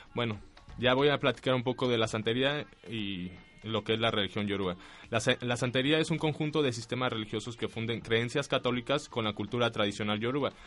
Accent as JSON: {"language": "Spanish", "country": "Mexico", "moved": "yes", "said": "mi país"}